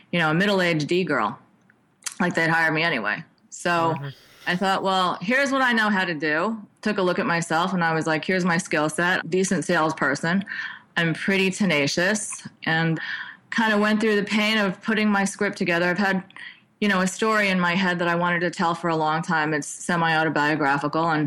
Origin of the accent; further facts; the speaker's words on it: New York, United States; moved away; I was from New York and I kind of came out as a youngster who kind of wanted to get a feel for the technology field.